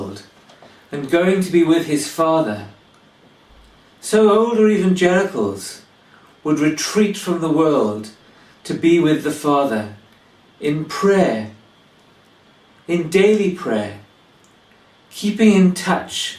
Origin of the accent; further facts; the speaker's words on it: Wales, United Kingdom; now in England; I come from Wales